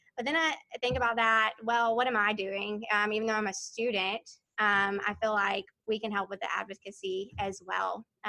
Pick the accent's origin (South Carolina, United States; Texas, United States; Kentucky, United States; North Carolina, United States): South Carolina, United States; I'm from South Carolina.